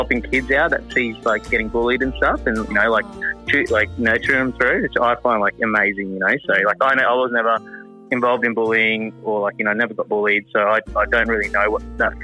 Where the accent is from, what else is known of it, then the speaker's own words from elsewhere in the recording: Cairns, Queensland, Australia; I grew up in Cairns